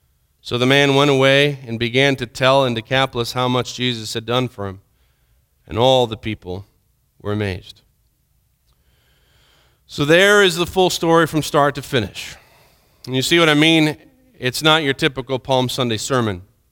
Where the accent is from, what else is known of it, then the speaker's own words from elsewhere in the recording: Villavicencio, Meta, Colombia; I remember growing up in Colombia, there was a certain street in Villavicencio that we would go to, and my mom and dad would go and shop at this one store.